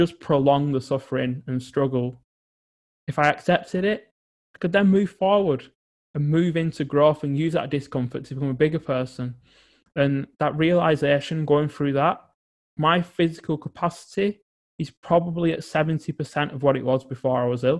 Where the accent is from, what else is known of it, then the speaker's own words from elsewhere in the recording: England, United Kingdom; growing up in England.